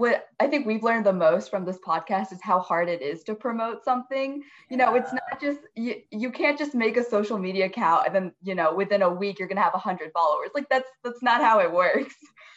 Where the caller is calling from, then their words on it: Fairfax, Virginia, United States; We are from Fairfax, Virginia, very close to DC.